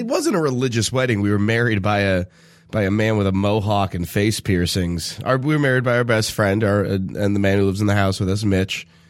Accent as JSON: {"language": "English", "region": "Southern California", "country": "United States", "said": "a Southern California boy"}